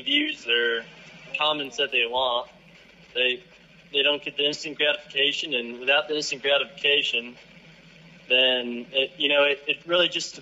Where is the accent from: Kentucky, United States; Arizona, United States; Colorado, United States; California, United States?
Colorado, United States; Wiggins; I grew up in Wiggins, Colorado, with a small class of 40 people